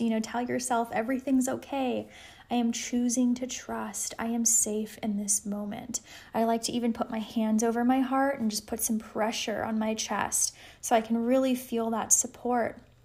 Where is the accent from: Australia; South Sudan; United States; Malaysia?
United States; Los Angeles, California; now in Colorado, United States; I'm originally from Los Angeles